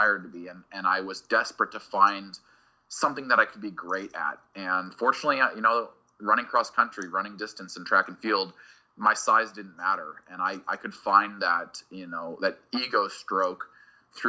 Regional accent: Boise, Idaho, United States; I grew up in Boise, Idaho, and it's a really incredible place to be a kid.

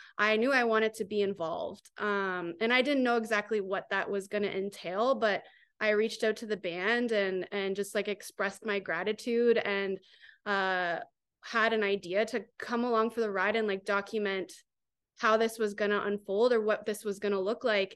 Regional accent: Grand Bend, Ontario, Canada; also born or lived in Toronto; I'm from Grand Bend

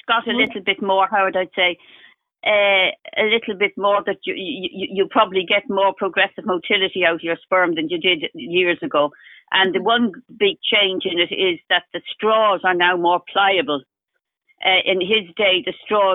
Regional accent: Ireland; I am Irish.

